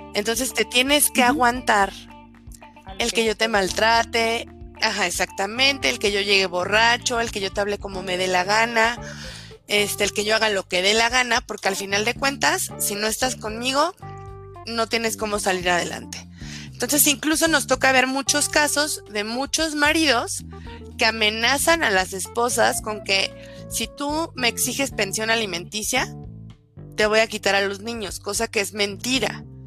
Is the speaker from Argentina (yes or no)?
no; Álvaro Obregón, Mexico City, Mexico; Pau y yo y las demás eh, compañeras que conformamos la red somos oriundas de Álvaro Obregón, nacimos en Álvaro Obregón y hemos vivido aquí toda nuestra vida